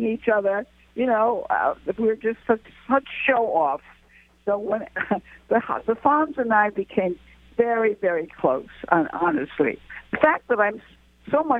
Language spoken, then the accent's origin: English; Albert Lea, Minnesota, United States; moved away; I was brought up very much in the Midwest